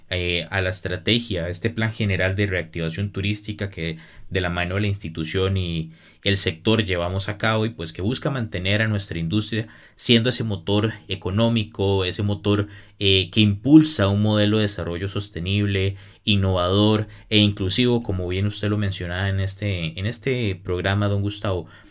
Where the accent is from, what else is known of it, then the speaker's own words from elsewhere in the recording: Costa Rica; los costarricenses podemos apoyar más a nuestro turismo